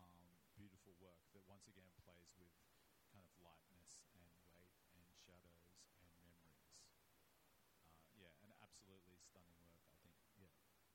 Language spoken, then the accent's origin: English; New South Wales, Australia; when I was growing up in New South Wales